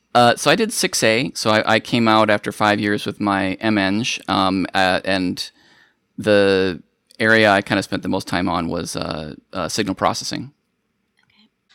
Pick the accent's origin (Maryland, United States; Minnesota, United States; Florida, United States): Minnesota, United States; moved away; I grew up in Minnesota